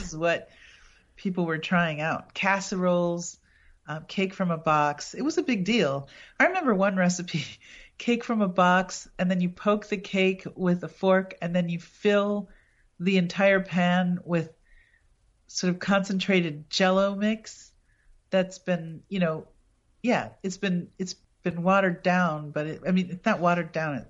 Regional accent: Appleton, Wisconsin, United States; my hometown, Appleton, is the birthplace and burial place of Senator Joseph McCarthy.

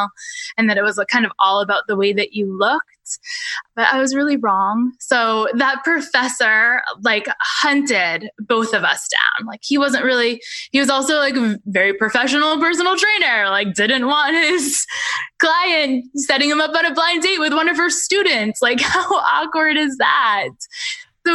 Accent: Rangeley, Maine, United States; I grew up in Rangeley, Maine, which is a really tiny town in the western part of our state

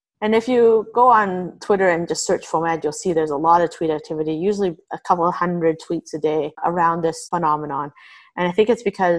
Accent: Canada; we are actually Canadian

